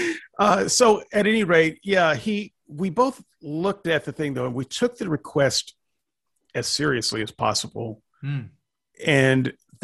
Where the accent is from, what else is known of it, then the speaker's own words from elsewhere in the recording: the South, United States; moved away; also born or lived in Portland, Oregon; I was from the South